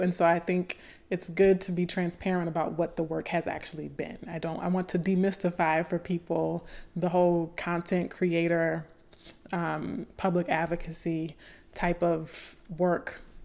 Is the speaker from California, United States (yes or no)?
no; Baton Rouge, Louisiana, United States; ninth grade English in my hometown of Baton Rouge, Louisiana